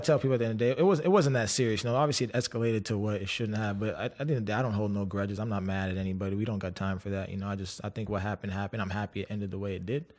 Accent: Canada; I was from Canada

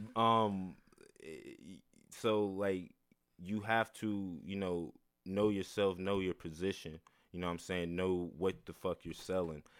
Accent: the Bible Belt, the South, United States; I'm from the Bible Belt, born and raised.

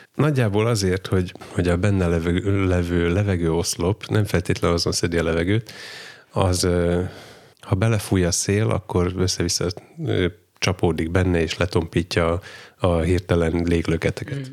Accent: Csallóköz, Trnava Region, Slovakia; csalóközi származású vagyok

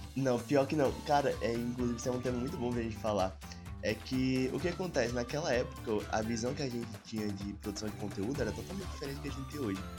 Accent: Alagoas, Brazil; moved away as an adult; now in Tocantins, Brazil; moro no Tocantins, faço faculdade aqui no Tocantins, mas sou de Alagoas, vim pra cá só pra fazer faculdade

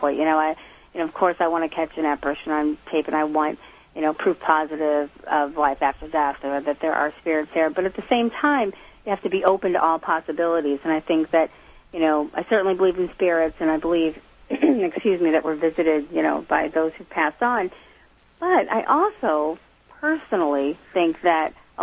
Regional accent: Midwest, United States; moved away as an adult; now in Massachusetts, United States; I was raised in the Midwest in a house with a lot of activity

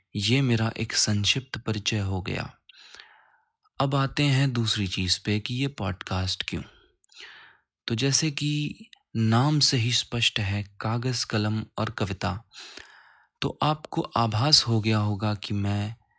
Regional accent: Uttar Pradesh, India; now in Gurugram, India; मैं उत्तर प्रदेश का मूल निवासी हूँ और इस समय गुरुग्राम हरियाणा में कार्यरत हूँ

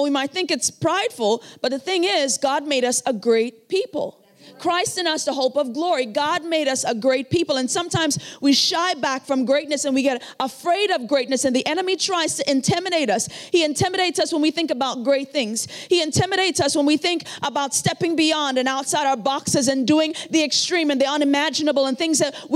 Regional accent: Trinidad & Tobago; moved away; I came from Trinidad and Tobago. I grew up in a very, very rough area

